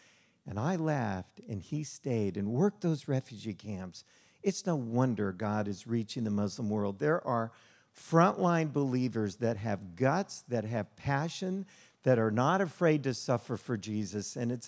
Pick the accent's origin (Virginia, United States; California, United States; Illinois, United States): Illinois, United States; Chicago; born there; also born or lived in Las Vegas; So I was born in Chicago, plenty of business there. And then Las Vegas.